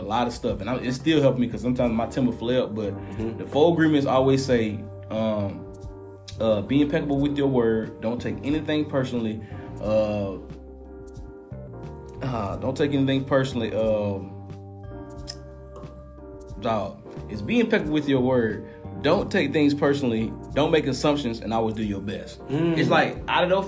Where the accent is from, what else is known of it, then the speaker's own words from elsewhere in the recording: Atlanta, Georgia, United States; I'm from Atlanta. We from here